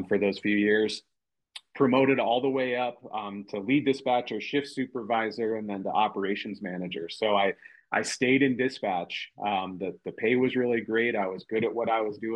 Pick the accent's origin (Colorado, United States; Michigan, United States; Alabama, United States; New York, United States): Colorado, United States; South Metro Fire Rescue district; growing up as a kid in South Metro's district back in the day. It was Castlewood Fire Department